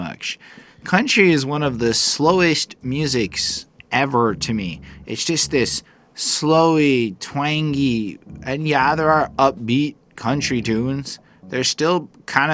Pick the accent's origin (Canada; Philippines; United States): Canada; Montreal, Quebec; I am a city boy, born and raised in Montreal